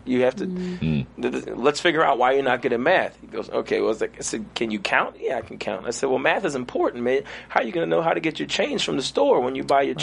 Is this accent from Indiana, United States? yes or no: no; New York City, New York, United States; also born or lived in Trinidad; grew up in Flatbush, Brooklyn, New York.